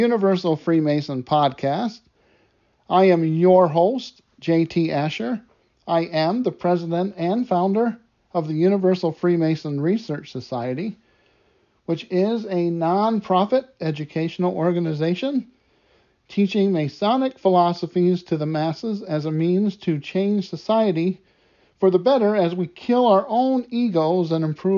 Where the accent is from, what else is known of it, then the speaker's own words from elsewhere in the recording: United States; my home country, the United States